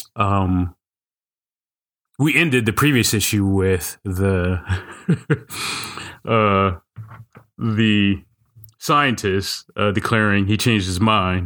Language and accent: English; Kansas City, United States; I used to run a quarterly Kansas City R P G day